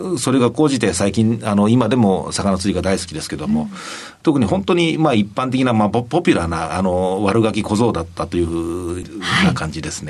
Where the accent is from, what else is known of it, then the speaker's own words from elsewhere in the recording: Nagoya, Aichi, Japan; 出身は愛知県の名古屋市